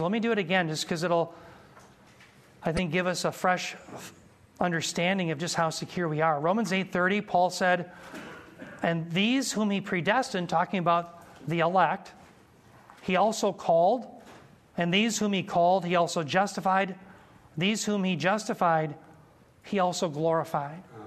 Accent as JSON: {"language": "English", "country": "United States", "said": "I'm a proud American."}